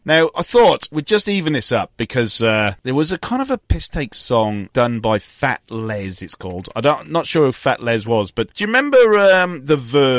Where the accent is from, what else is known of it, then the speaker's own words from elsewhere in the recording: Newport, Wales, United Kingdom; moved away; My hometown, Newport.